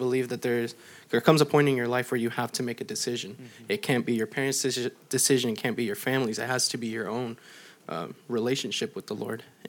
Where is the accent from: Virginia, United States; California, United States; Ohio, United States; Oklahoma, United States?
California, United States; El Centro; I was born in El Centro. I was raised in the valley my whole life.